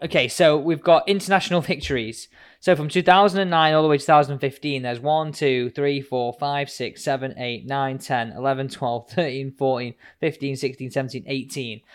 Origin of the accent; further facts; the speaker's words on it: Manchester, North West England, United Kingdom; I'm from Manchester